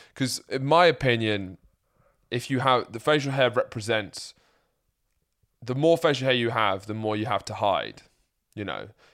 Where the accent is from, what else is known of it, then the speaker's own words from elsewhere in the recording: Lewes, South East England, United Kingdom; moved away as an adult; also born or lived in Midlands; now in London, United Kingdom; I live in London, my mum lives in and I grew up in Sussex, and I went to uni in the Midlands